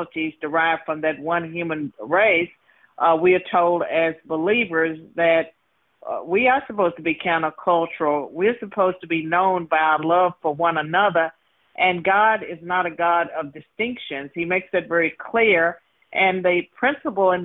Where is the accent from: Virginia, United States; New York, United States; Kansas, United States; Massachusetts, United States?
Virginia, United States; I was born and raised in Virginia.